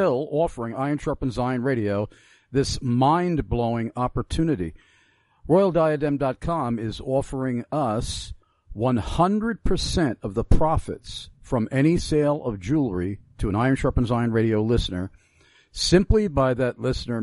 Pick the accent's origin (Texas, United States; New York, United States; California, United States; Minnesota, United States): New York, United States; Long Island; growing up on Long Island